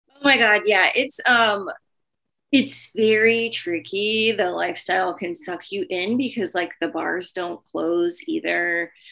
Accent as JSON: {"language": "English", "region": "the South", "country": "United States", "said": "I'm from the South"}